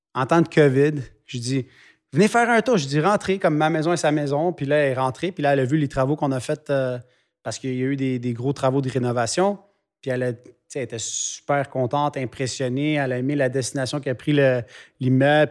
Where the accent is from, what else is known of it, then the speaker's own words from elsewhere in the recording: Quebec, Canada; mes racines sont ici. C'est ici que j'ai fondé une famille. Mhm. C'est ici qu'on a fondé une business. Fait qu'à la fin, je suis québécois